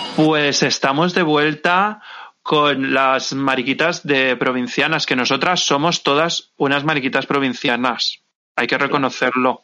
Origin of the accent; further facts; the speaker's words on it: Santa Pola, Valencian Community, Spain; desde mi pueblo, desde Santa Pola